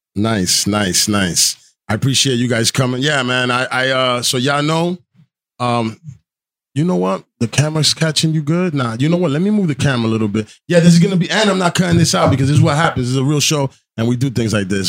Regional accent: New Jersey, United States; I'm from Jersey

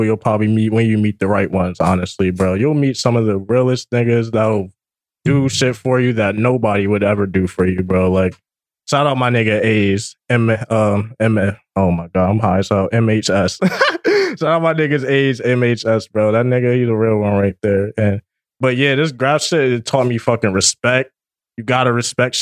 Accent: New Jersey, United States; I'm from Jersey. Like, I'm born and raised Jersey

